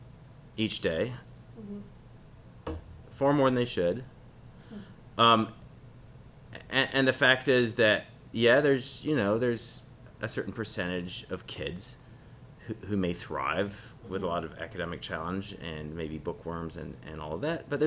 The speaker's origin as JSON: {"language": "English", "town": "New Paltz", "region": "New York", "country": "United States", "tie": "born or raised there", "said": "I grew up around New Paltz."}